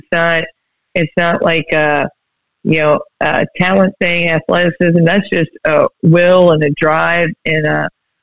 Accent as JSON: {"language": "English", "town": "Berlin", "region": "Ohio", "country": "United States", "tie": "born or raised there", "moved": "yes", "said": "I grew up in Berlin, Ohio"}